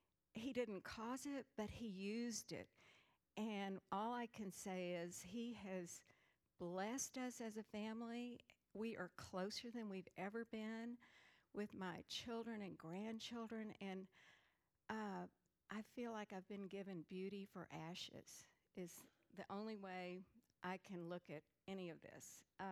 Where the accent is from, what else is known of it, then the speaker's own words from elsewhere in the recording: San Antonio, Texas, United States; I grew up in San Antonio with four brothers. I'm in the middle. Loving parents. I thought they seemed a little nomadic at times because we moved 10 times before seventh grade.